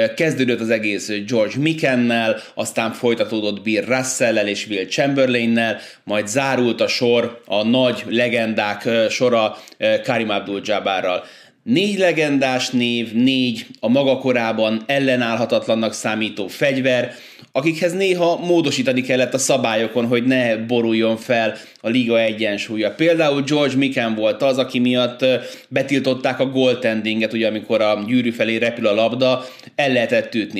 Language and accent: Hungarian; Budapest, Hungary; moved away; also born or lived in Újpalota, Budapest; ez az a lakás, ahol én eh, hát tulajdonképpen felnőttem, én újpalotai gyerek vagyok alapvetően, de ilyen három-négy éves koromban váltak el a szüleim, és akkor utána ebbe a lakásba költöztünk ide Angyalföldre